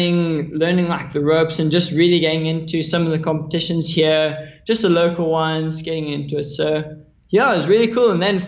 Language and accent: English; Maui, Hawaii, United States; Yeah, so I grew up in Maui, Hawaii. My parents moved there a while ago.